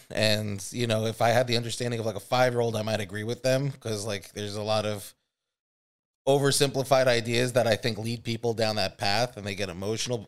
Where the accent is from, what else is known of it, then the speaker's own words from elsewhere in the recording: Lynbrook, New York, United States; I'm from Long Island too. I'm from, uh, Nassau County, Lynbrook.